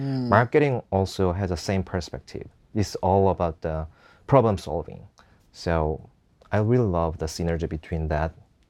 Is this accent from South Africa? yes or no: no; Seoul, South Korea; English is a second language; I came from Seoul, and I love my country